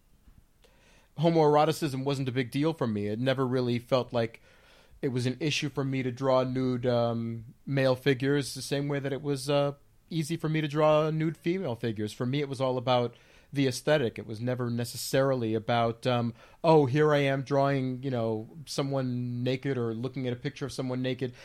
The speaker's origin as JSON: {"language": "English", "town": "Union City", "region": "New Jersey", "country": "United States", "tie": "born or raised there", "said": "I was born in Jersey, and Jersey City, actually, and I lived most of my formative years in Union City, New Jersey, in Hudson County"}